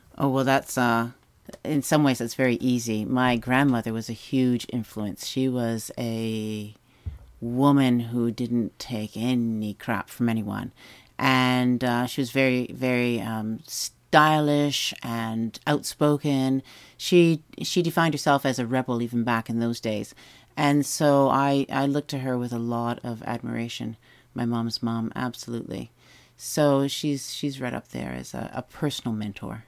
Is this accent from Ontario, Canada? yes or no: yes; Whitby and Ajax, Lake Ontario, Canada; also born or lived in Toronto; I grew up on the shores of Lake Ontario between Whitby and Ajax